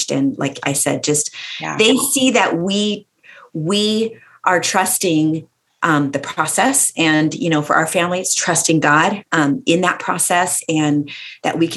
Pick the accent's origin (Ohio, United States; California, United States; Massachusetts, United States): California, United States; Central Valley; I grew up in Central California, Central Valley in California